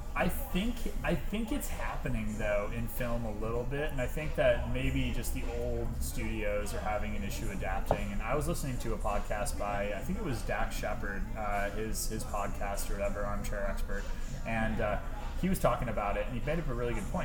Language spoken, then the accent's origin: English; Michigan, United States; moved away; I'm originally from Michigan